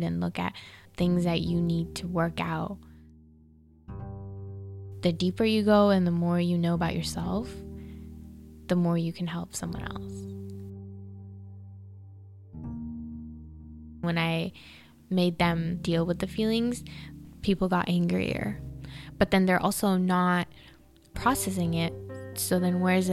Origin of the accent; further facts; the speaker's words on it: Fremont, California, United States; I am a therapist, an art therapist, and I am from Fremont, California